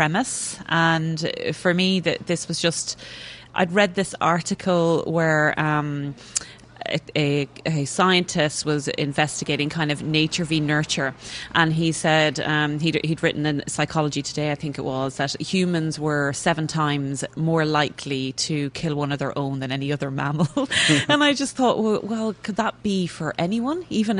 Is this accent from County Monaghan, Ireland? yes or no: no; Kells, County Meath, Ireland; moved away as an adult; now in England; I grew up in Kilmainham, which is just about 2 miles towards Dublin outside the town.